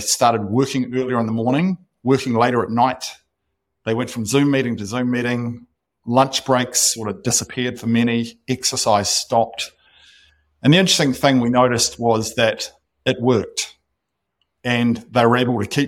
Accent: New Zealand; moved away as an adult; also born or lived in Austin, United States; I'm not sure why I'm sitting in Austin when we could be living back in New Zealand.

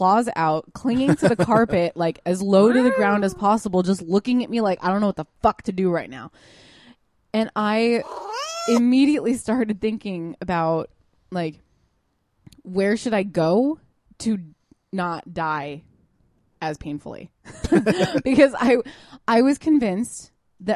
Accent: California, United States; I'm from California

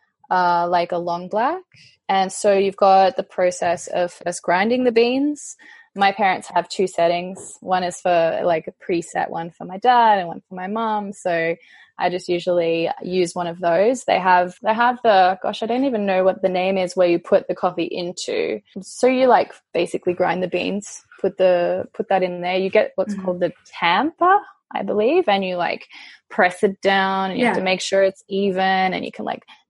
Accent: about 2 hours out of Melbourne, rural Victoria, Australia; moved away as an adult; also born or lived in Italy / Austria / London; now in Shanghai, China; So I am from Australia, born and raised in the country, about 2 hours out of Melbourne, but spent most of my time living in Melbourne

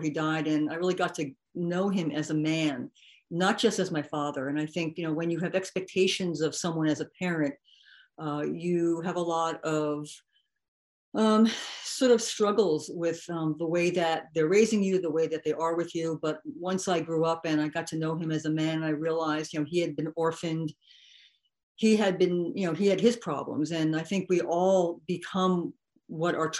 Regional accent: New Jersey, United States; also born or lived in New York; I was born in New Jersey. I'm a Jersey girl. And I was raised in a middle-class family. The town I was raised in was sort of rural at the time.

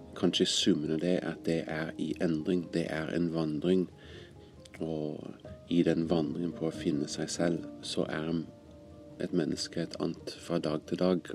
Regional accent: California, United States; also born or lived in Greece; now in Norway; Jeg kom opprinnelig fra California, men kom til Norge vel for litt over 20 år siden for første gang.

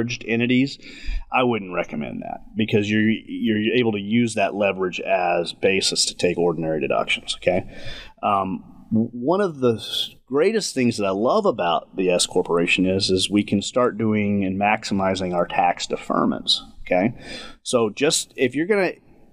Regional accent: West Texas, United States; I grew up in West Texas

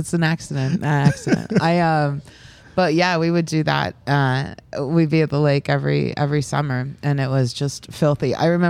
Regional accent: Overland Park, Kansas, United States; now in Brooklyn, United States; Like I grew up in Overland Park. It's just a good like chill place.

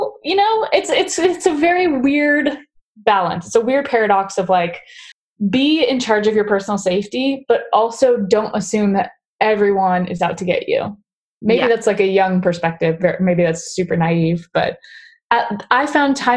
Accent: Southern California, United States; growing up in Southern California, and like reasonably so, like we grow up with like a severe stranger danger

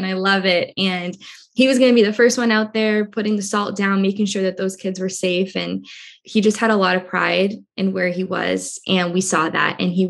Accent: Cambridge, Massachusetts, United States; I was born in Cambridge, Massachusetts, which is a small town right outside of Boston. Very large Azorean community here

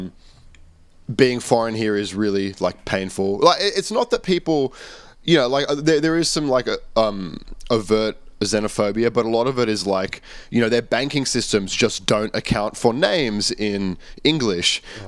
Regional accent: Australia; moved away as an adult; now in Japan; I'm from Australia

